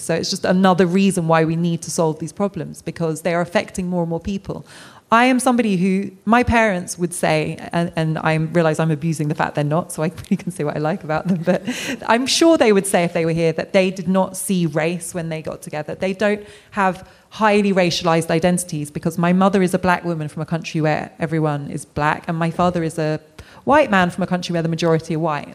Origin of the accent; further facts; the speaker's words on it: United Kingdom; as a British person of colour